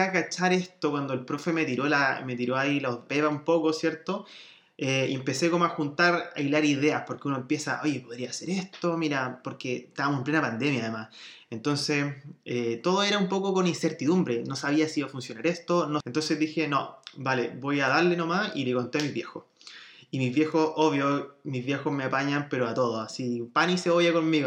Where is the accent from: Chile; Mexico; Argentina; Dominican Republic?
Chile; moved away as an adult; also born or lived in Spain / Germany; vengo de Chile